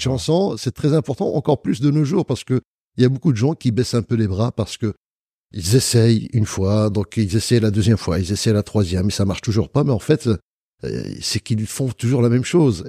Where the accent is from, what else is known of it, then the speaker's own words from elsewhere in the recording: Marrakesh, Marrakesh-Safi, Morocco; je suis né à Marrakech